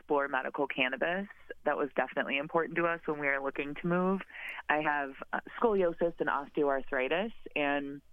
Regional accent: Wisconsin, United States; moved away as an adult; also born or lived in Chicago, Illinois; now in Portland, United States; I'm a Midwesterner originally and lived in Wisconsin for a long time

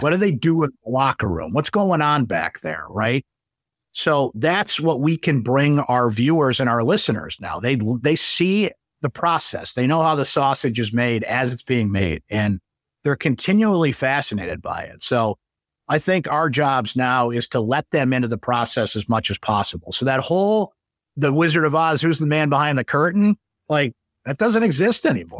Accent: Syracuse, New York, United States; born or raised there

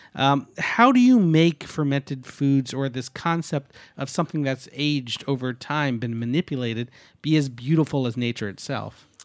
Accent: the Hudson, New York, United States; I grew up on the Hudson and learned how to fillet a shad at a very young age

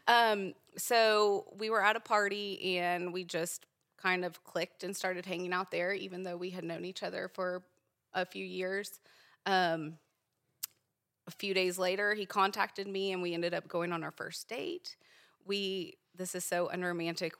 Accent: Virginia, United States; also born or lived in Richmond, Virginia / Leesburg, Virginia; now in Edmond, Oklahoma, United States; I grew up in Virginia

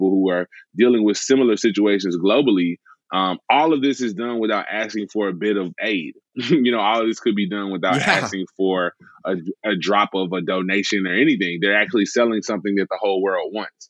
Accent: Memphis, Tennessee, United States; I grew up in Memphis my whole life

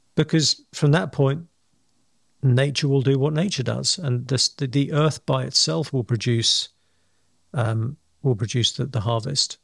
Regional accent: England, United Kingdom; I'm English

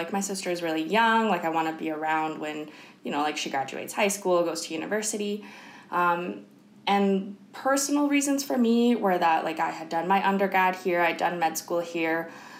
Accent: Kelowna, British Columbia, Canada; moved away; So I'm originally from Kelowna and my parents and my sister are still in Kelowna and they're the only family I have in Canada. So I wanted to stay in BC.

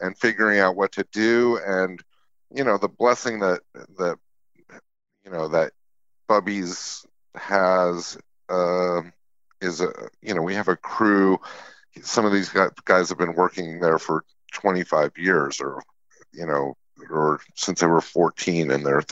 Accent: Utah, United States; now in New York, United States; I grew up in Utah in a place that was very community oriented

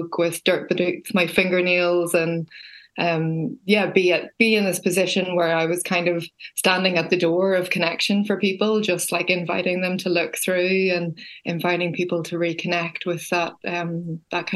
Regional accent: Belfast, Northern Ireland, United Kingdom; also born or lived in countryside (rural area); I grew up in the city. I grew up in Belfast

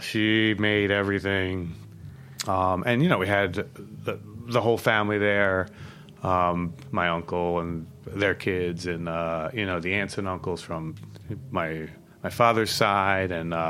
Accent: Philadelphia, Pennsylvania, United States; So I'm actually from like the northeast area, and that's like basically the burbs.

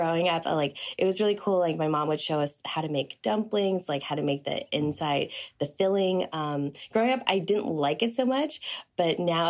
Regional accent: Taiwan; now in United States; I was born in Taiwan. I'm a Taiwanese American

